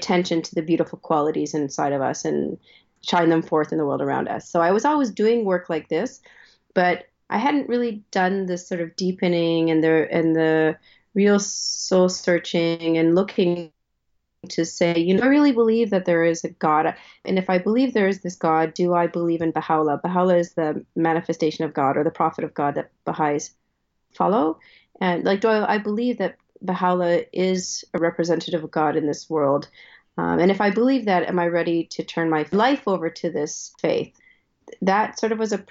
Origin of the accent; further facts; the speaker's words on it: Ottawa, Ontario, Canada; I grew up in Ottawa, Ontario